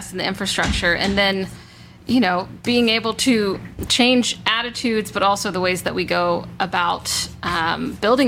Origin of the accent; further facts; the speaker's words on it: Southeast, United States; I'm from the Southeast as well